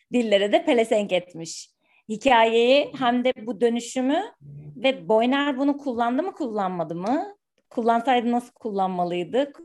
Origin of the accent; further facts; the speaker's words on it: Ankara, Turkey; ben Ankaralıyım